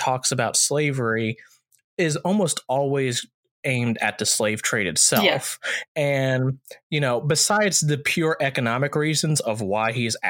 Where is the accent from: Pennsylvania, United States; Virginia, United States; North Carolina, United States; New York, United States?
Virginia, United States; and I'm originally from Virginia myself.